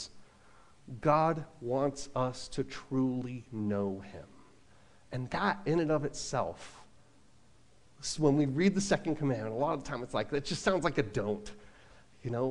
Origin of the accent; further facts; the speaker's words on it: Long Island, New York, United States; moved away; also born or lived in California; I grew up in Long Island